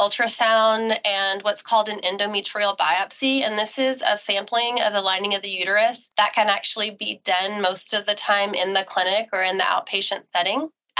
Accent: Louisiana, United States; moved away as an adult; also born or lived in Dallas, Texas / Houston, Texas; now in Colorado, United States; I am currently practicing in Northern Colorado. I am originally from Louisiana and did my residency at UT Southwestern Parkland Hospital in Dallas, Texas. I did my fellowship at MD Anderson Cancer Center in Houston, Texas. I originally was practicing in Louisiana for about 7 years

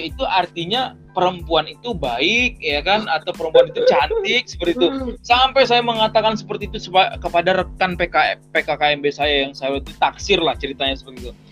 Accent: Tanjung Pinang, Riau Islands, Indonesia; Selama ini belajar bahasa Minang di Kepri di Tanjung Pinang selama hidup sampai sebelum kuliah itu nggak pernah menggunakan bahasa Minang sama sekali

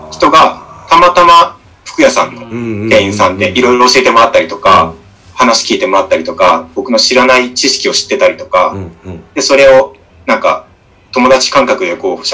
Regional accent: Oita, Japan; moved away as an adult; also born or lived in Fukuoka; 出身が大分県大分市なんですよ。うん、はいはいはい、はい、あの、東京ぶってますけど、めちゃくちゃ田舎 育ちで

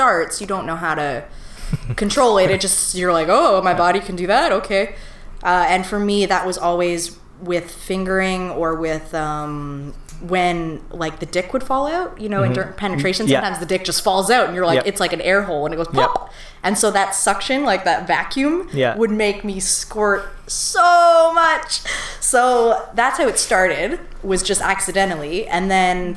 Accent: Ontario, Canada; also born or lived in Toronto; we moved away from Toronto when I was 3. And so I grew up in the country

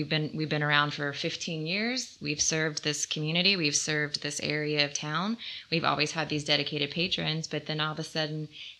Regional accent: Virginia, United States; moved away; I'm from Virginia, originally.

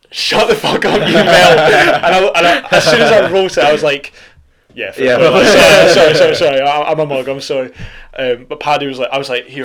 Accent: Scotland, United Kingdom; I'm from Scotland, I don't actually live here, so I'm only here for the next couple of days

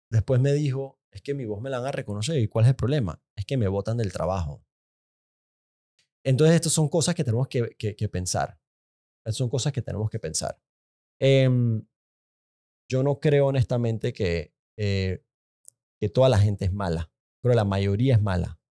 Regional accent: Panama; son marchas cívicas de gente normal, de gente buena, de gente orgullosa como panameños.

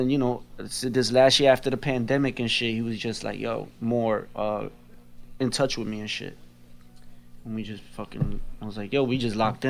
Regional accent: New York, United States; An OG. I'm from New York.

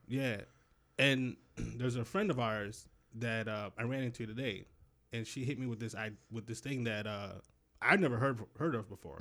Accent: Rochester, New York, United States; I grew up in Rochester. They didn't have any subways

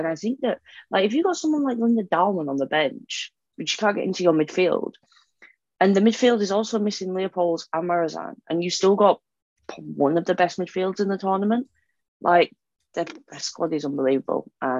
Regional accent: England, United Kingdom; I'm English, so I am born and bred to never underestimate Germany

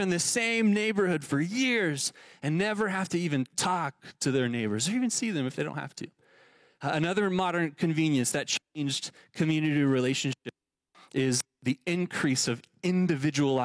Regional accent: Texas, United States; now in Tucson, United States; the suburbia I grew up in Texas

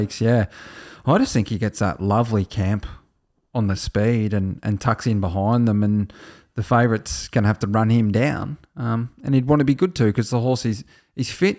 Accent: Australia

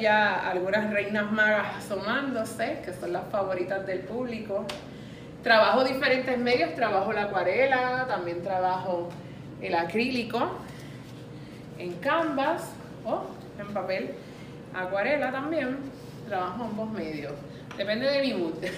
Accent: San Juan, Puerto Rico; moved away as an adult; now in Cidra, Puerto Rico; Soy original de San Juan

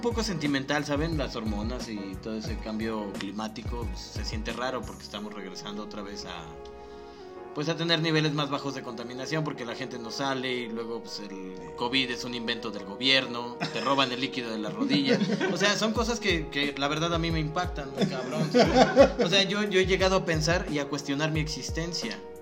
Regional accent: Mexico; como mexicanos

